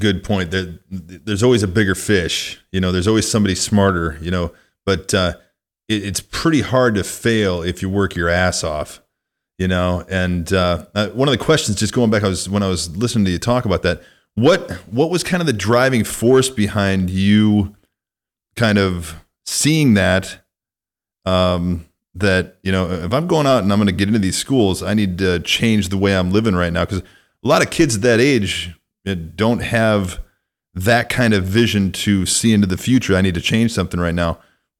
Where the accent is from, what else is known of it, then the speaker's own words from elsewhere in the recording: Illinois, United States; The town I grew up in Illinois had 1,500 people. My graduating class was 36 people